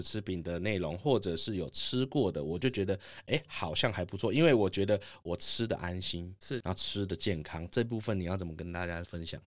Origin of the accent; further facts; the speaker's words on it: Tainan, Taiwan; 我们台南人